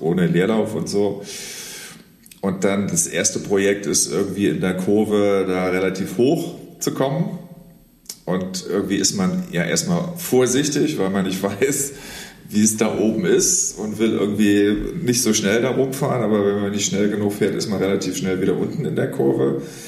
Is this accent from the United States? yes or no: no; Saarlouis, Saarland, Germany; ich komme aus dem Saarland, ich bin an der deutsch-französischen mhm. Grenze aufgewachsen